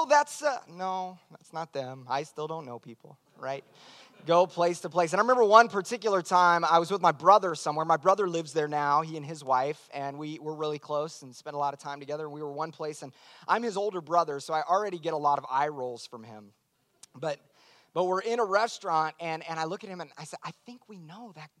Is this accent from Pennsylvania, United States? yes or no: no; Tulsa, Oklahoma, United States; moved away as an adult; now in Nashville, United States; I was born and raised here in Tulsa, Oklahoma